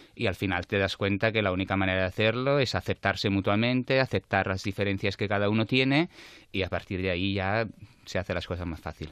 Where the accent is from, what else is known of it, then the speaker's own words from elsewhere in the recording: Naples, Campania, Italy; Spanish is a second language; moved away as an adult; also born or lived in Madrid; now in Barcelona, Spain; soy napolitano, sí. Aunque lleve 15 años aquí